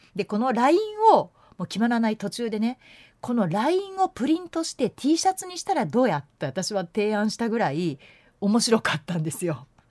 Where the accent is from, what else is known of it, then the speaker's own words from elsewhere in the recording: Yamanashi, Japan; moved away as an adult; also born or lived in Tokyo / Osaka; now in Hyogo, Japan; 私も山梨出身で結局高校卒業する18歳までしかいなかった